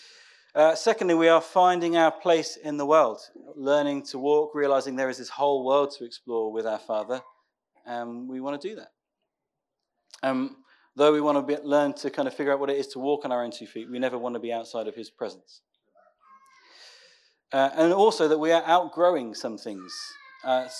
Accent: Northampton, East Midlands, United Kingdom; moved away as an adult; now in Raunds, United Kingdom; We're born and bred in Northampton

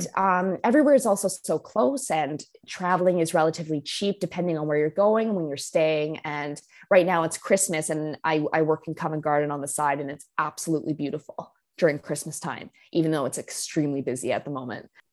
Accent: Canada; moved away as an adult; now in London, United Kingdom; being Canadian

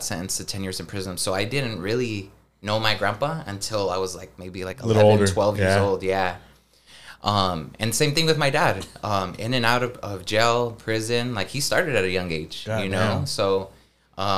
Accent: Anaheim, California, United States; I grew up in Orange County, specifically in Anaheim area

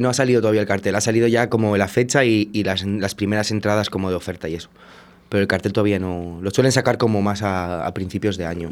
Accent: Valladolid, Castile and León, Spain; also born or lived in Portugal; yo soy de Valladolid, he estado viviendo un tiempo fuera, en Portugal y cuando volví hace dos años

